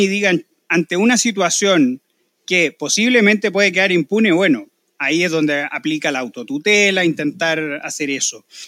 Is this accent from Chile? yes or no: yes; Chile; nosotros los chilenos